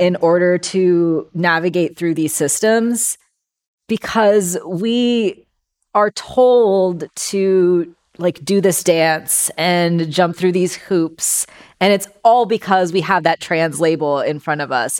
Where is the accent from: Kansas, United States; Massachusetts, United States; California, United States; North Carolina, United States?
California, United States; Bay Area; I was born and raised here in the Bay Area